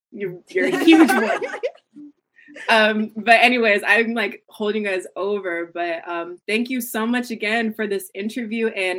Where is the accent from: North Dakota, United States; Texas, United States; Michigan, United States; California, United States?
Michigan, United States; Grand Rapids; Born and raised Grand Rapids. So I'm like 2 hours away from Detroit.